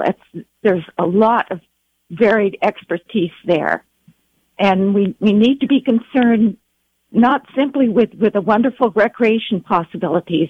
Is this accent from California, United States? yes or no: yes; California, United States; also born or lived in North Idaho; now in Mendocino County, California, United States; I'm originally a Californian